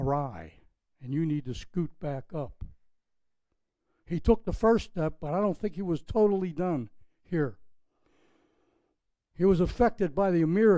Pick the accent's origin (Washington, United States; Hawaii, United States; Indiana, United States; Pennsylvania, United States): Pennsylvania, United States; Pittsburgh; now in Palm Beach, United States; My hometown, Pittsburgh, Pennsylvania, if you picked up on my accent